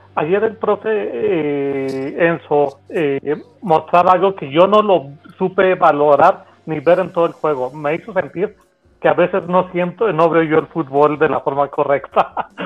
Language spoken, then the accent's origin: Spanish; Mexico; como decimos en México